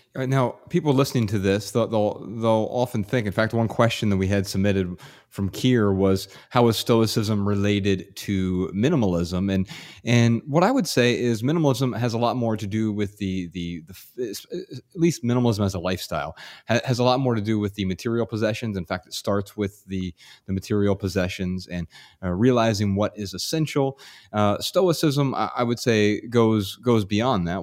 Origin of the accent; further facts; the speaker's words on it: Dayton, Ohio, United States; in my hometown right now, Dayton, Ohio